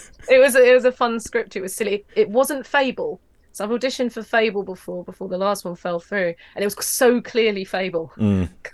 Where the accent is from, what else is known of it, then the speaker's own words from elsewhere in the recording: London, United Kingdom; I'm a Londoner